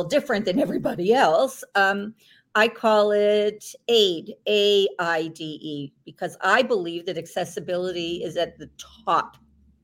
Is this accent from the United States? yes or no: no; Toronto, Ontario, Canada; in the province of Ontario, I'm from Toronto